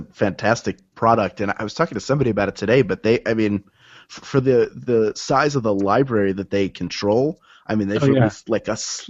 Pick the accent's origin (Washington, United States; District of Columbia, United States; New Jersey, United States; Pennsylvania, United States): Pennsylvania, United States; Philadelphia; moved away; I was born in 77, so I started watching right around like WrestleMania 1. I remember going to I grew up in Philadelphia